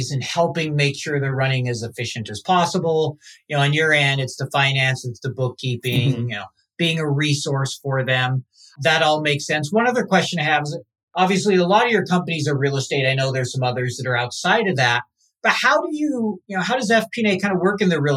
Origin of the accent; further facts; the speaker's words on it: Utah, United States; I'm from Utah